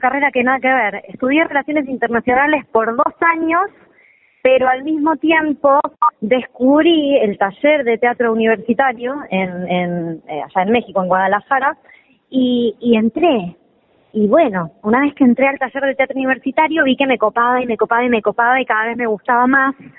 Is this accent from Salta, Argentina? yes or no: no; Sarandí, Buenos Aires Province, Argentina; yo soy de yo soy de Avellaneda de mm. Sarandí nací ahí